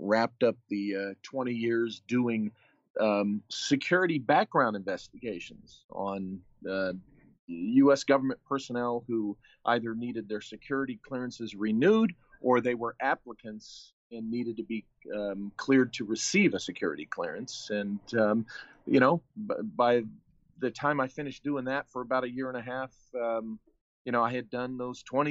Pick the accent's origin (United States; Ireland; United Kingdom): United States; San Diego, California; I was born in San Diego, and, you know, this is pretty much my home state